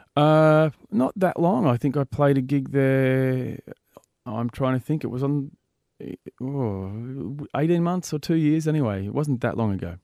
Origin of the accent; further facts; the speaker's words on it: Byron Bay, New South Wales, Australia; I'm from Byron Bay